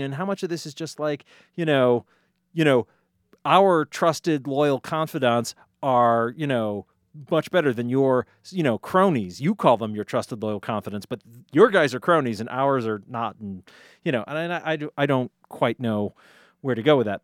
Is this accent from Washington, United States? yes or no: no; Easthampton, Massachusetts, United States; the great city of East Hampton, my hometown